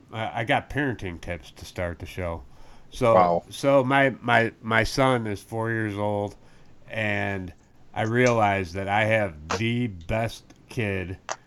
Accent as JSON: {"language": "English", "region": "Northwest Indiana", "country": "United States", "said": "People who are from my area are known as region rats. We're from the Gary, Maryville, East Chicago, Indiana."}